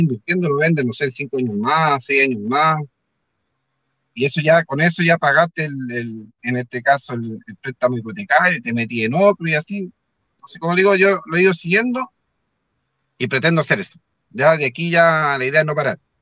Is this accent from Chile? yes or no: yes; Concepción, Biobío, Chile; yo que soy de Concepción